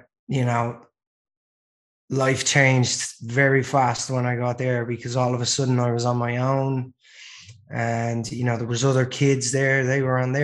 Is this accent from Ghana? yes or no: no; Dublin, Leinster, Ireland; moved away as an adult; also born or lived in Los Angeles; I'm originally from Ireland. I was born in Dublin in 1980.